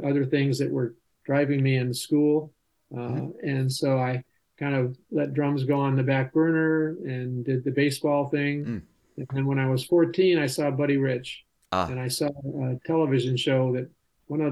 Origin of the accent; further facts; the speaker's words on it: Los Angeles, California, United States; I grew up in California. Not so many original natives around here in California, but in the San Fernando Valley.